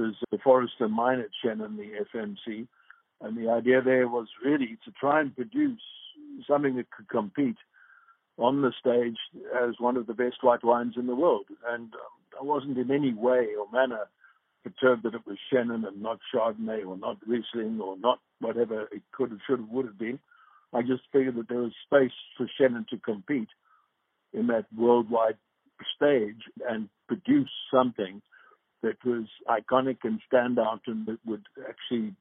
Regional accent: Johannesburg, Gauteng, South Africa; moved away; I'm from Johannesburg

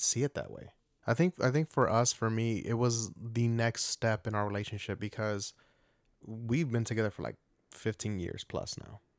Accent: Atlanta, Georgia, United States; moved away

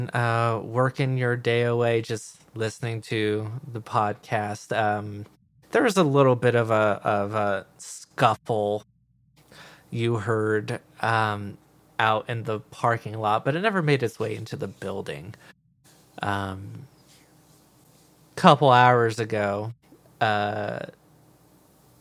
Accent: Idaho, United States; growing up in Idaho, which is potatoes

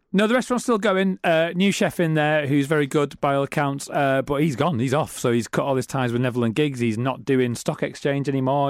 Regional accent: Middlesbrough, North East England, United Kingdom; I'm from Middlesbrough.

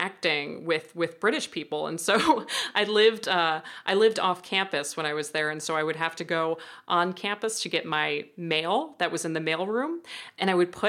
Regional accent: United States; that American student who was there

